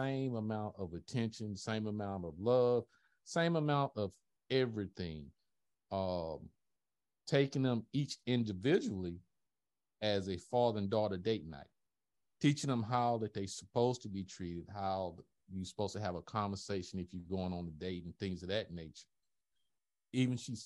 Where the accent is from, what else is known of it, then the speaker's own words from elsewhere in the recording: the South, United States; I'm old school from the South